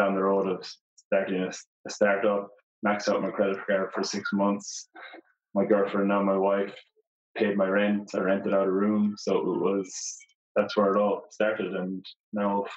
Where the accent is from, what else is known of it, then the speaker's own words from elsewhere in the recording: Portumna, Connacht, Ireland; moved away as an adult; also born or lived in Dublin / Mountain View; now in Australia; I'm originally from Ireland, the west of Ireland, a small town called Porthumna in County Galway.